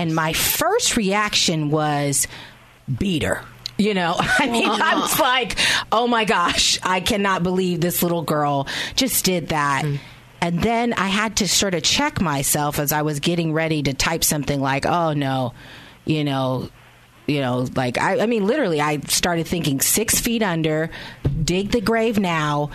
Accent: Reading, Pennsylvania, United States; I'm from Pennsylvania, Reading

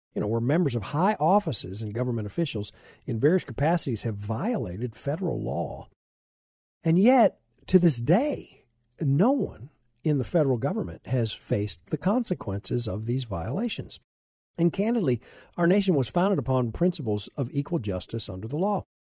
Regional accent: United States; I'm an American, I'm a Christian

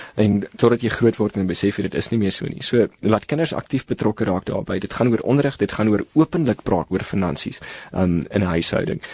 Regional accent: South Africa; ons as Suid-Afrikaners

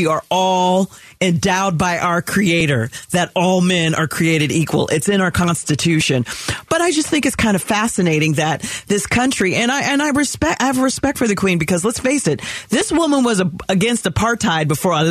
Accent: California, United States; I'm a California girl. I mean, I'm an American.

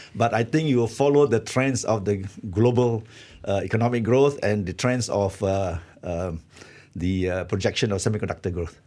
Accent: Malaysia; as a Malaysian

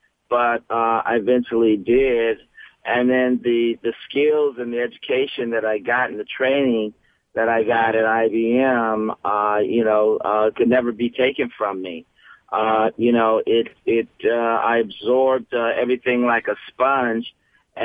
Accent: San Francisco, California, United States; when I got out of high school growing up in San Francisco

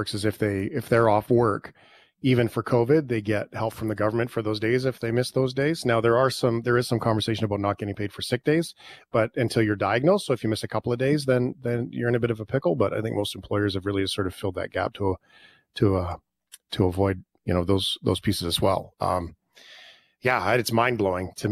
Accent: Canada; I'm a Canadian.

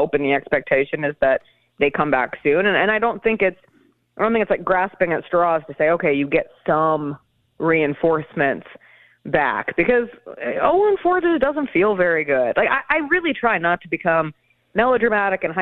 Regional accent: Denver, Colorado, United States; now in Memphis, United States; growing up in Denver

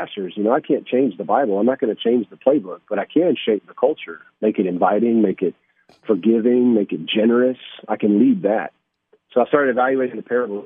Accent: Johnson City, Tennessee, United States; now in Clarksville, United States; I actually grew up in Johnson City, Tennessee, so great to be on the air following somebody from my hometown

